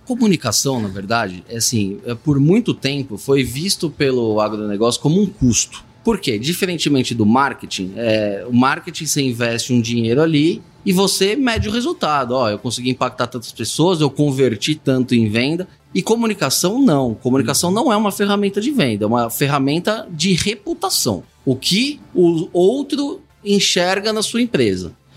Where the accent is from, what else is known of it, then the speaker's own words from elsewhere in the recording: São Paulo, Brazil; Morei minha vida inteira em São Paulo